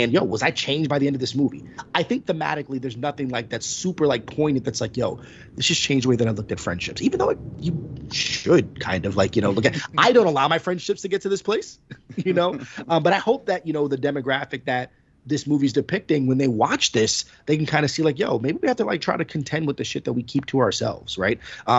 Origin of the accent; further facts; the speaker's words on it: East Coast, United States; But obviously, you know, the three of us, we grew up around the East Coast.